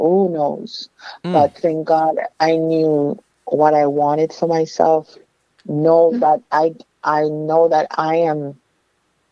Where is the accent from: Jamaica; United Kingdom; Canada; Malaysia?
Jamaica; Kingston; also born or lived in New York / Miami, Florida; now in Florida, United States; I came here from Kingston, Jamaica